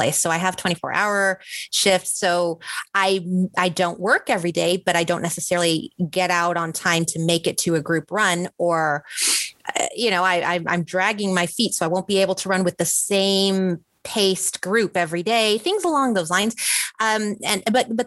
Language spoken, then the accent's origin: English; Mexico City, Mexico; moved away as an adult; also born or lived in Texas; now in Seattle, United States; I'm originally from Mexico City. So I did this the long, hard way. I was in Mexico City. I studied medicine in Mexico